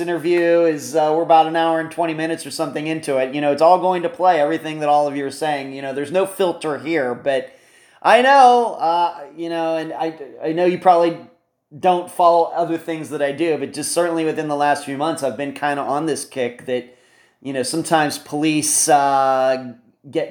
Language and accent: English; Leechburg, Pennsylvania, United States; moved away; I'm originally from Leechburg, Pennsylvania, which is like 40 minutes northeast of Pittsburgh